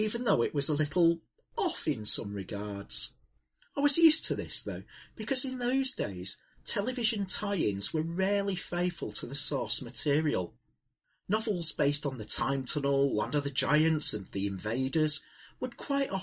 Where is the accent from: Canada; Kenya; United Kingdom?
United Kingdom; north of England; born or raised there